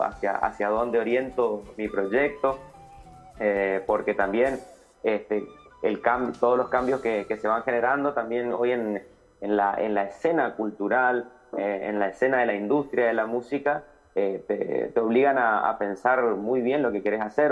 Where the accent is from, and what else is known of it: Litoral, Argentina